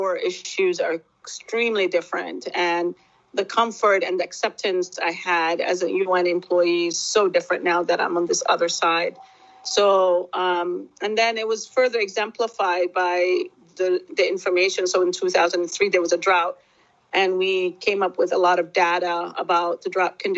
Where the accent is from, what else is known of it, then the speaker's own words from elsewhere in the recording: Somalia; moved away; also born or lived in United States; being a Somali citizen, being a Somali national, being Somali ethnic group